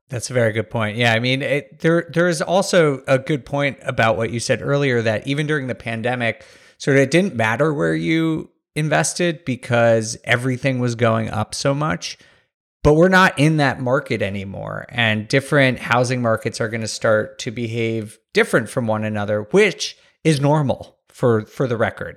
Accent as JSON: {"language": "English", "region": "New York", "country": "United States", "tie": "born or raised there", "said": "I grew up around New York"}